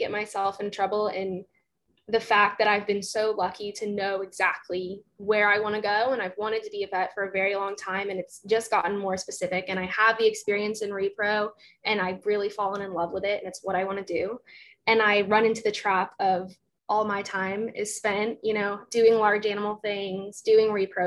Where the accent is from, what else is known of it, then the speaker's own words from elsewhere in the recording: Gainesville, Florida, United States; I'm from Gainesville